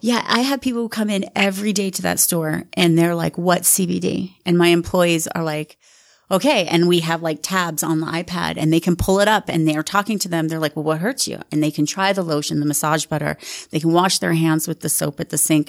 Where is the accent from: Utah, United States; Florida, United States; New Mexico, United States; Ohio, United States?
Utah, United States; Sandy; moved away as an adult; also born or lived in Rose Park, Salt Lake City / New York / Southern California; we grew up in Sandy and then, um, my parents got divorced and we ended up moving to Rose Park.